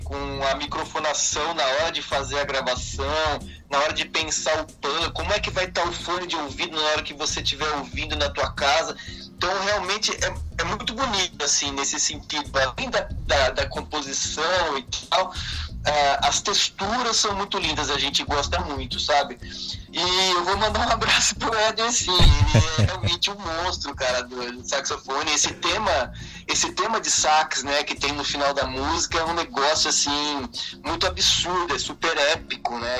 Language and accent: Portuguese; Brazil; quando você está fora né, do, do Brasil, é, você se sente, ao mesmo tempo que mais brasileiro ainda